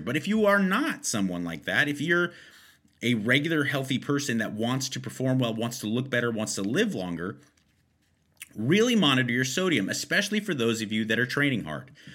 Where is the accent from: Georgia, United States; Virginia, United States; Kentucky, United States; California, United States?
California, United States; Los Angeles; I'm born and raised in Los Angeles